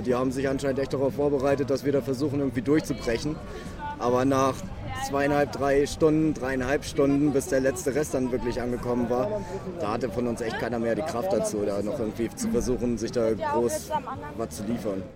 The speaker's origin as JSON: {"language": "German", "region": "Hamburg", "country": "Germany", "said": "ich komme aus Hamburg"}